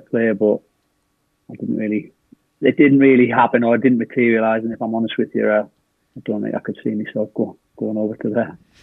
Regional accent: the North East, North East England, United Kingdom; moved away as an adult; I'm from obviously the northeast

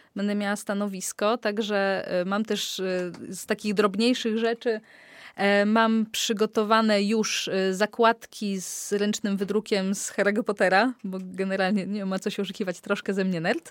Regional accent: Olecko, Warmian-Masurian Voivodeship, Poland; pochodzę z Olecka

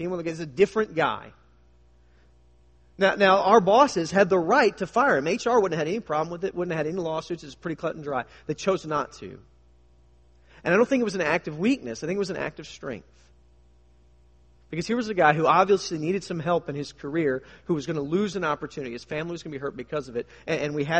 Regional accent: United States; us as American Christians

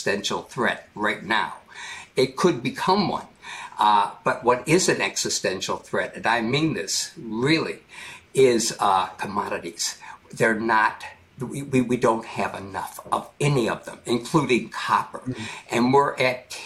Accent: United States; I'm an American

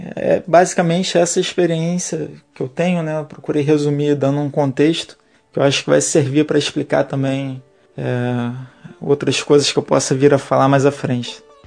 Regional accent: Rio de Janeiro, Brazil; nascido e criado na Ilha do Governador, zona norte do Rio de Janeiro

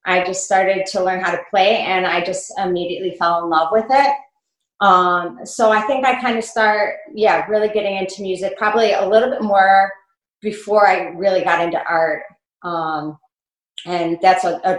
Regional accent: Buffalo, New York, United States; I grew up right here in Buffalo

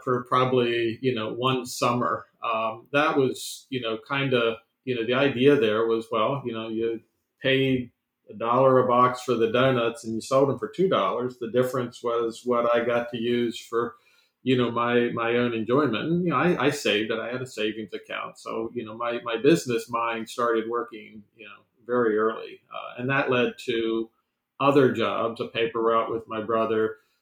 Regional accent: Sterling, Virginia, United States; I grew up in Sterling Park, which is right near Dulles Airport.

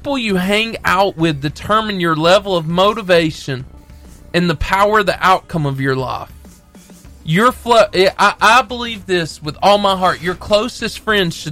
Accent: Arab, Alabama, United States; me and Brad, we're from Arab

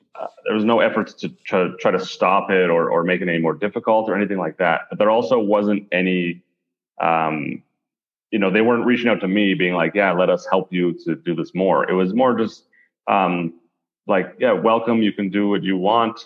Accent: Calgary, Alberta, Canada; I'm from Calgary, Alberta in Canada, which is the Texas of Canada

